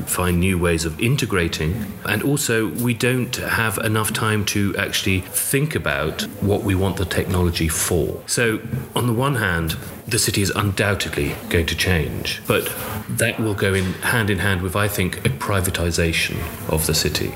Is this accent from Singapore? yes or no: no; London, United Kingdom; born in London, but as I was growing up, I started walking around the city